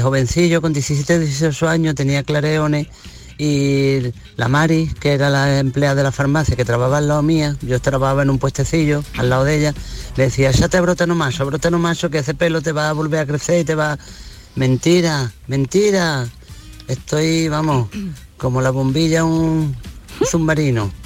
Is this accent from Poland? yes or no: no; Andalusia, Spain; llamo desde esta bella parte de nuestra tierra de Andalucía